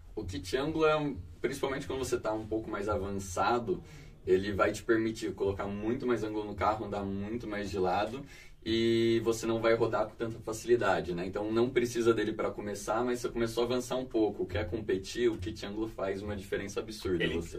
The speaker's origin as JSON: {"language": "Portuguese", "region": "interior of São Paulo", "country": "Brazil", "said": "eu venho do interior de São Paulo"}